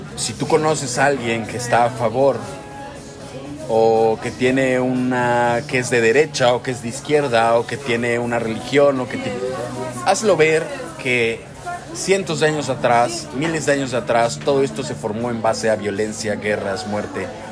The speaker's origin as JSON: {"language": "Spanish", "country": "Mexico", "moved": "yes"}